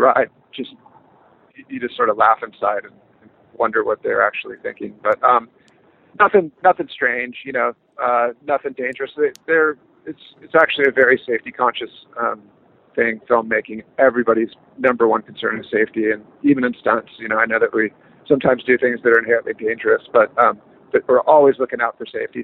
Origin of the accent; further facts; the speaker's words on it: California, United States; born and raised in California